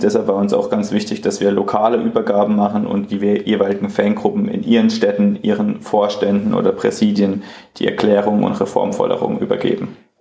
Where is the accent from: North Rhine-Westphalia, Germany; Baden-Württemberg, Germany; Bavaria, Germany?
Baden-Württemberg, Germany; Freiburg; ich komme auch aus Freiburg